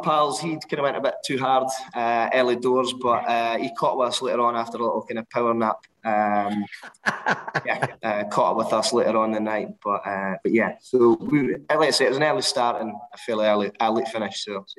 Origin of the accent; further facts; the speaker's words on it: Dundee, Scotland, United Kingdom; me and my group of mates, we're all from Dundee